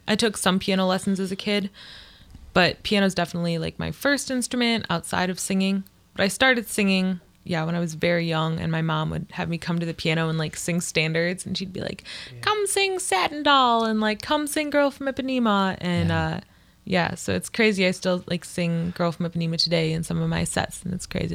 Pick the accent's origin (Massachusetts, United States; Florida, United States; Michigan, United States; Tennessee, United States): Michigan, United States; Livonia; also born or lived in Hamtramck; now in Ypsilanti, United States; I grew up like in Livonia